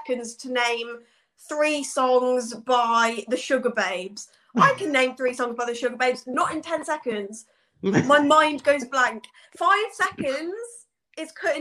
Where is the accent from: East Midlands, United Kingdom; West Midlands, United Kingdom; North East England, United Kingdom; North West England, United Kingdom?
West Midlands, United Kingdom; Leamington Spa; I'm from Leamington Spa in Warwickshire